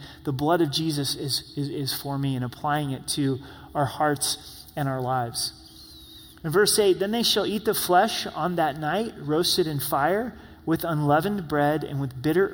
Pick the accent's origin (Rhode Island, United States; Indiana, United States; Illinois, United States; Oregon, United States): Oregon, United States; I grew up in Oregon